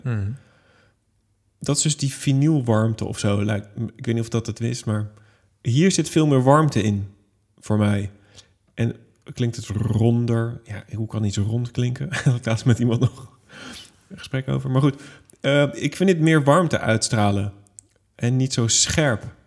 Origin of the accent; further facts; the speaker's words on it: Netherlands; ik als Hollander